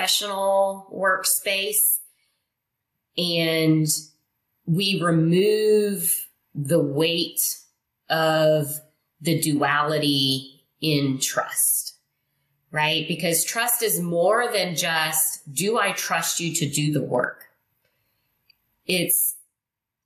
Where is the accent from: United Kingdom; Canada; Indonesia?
Indonesia; English is a second language; moved away; I'm not from here. I wasn't raised here. I was raised in Indonesia. I'm Chinese Indonesian.